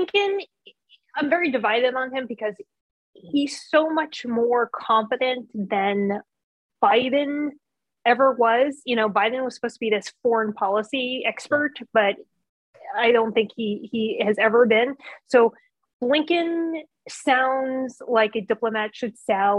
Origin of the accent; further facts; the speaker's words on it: California, United States; I'm from California